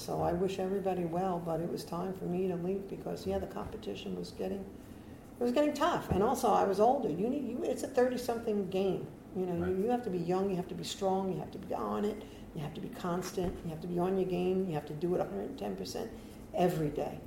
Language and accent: English; New York, United States; moved away as an adult; now in Delray Beach, United States; I'm from New York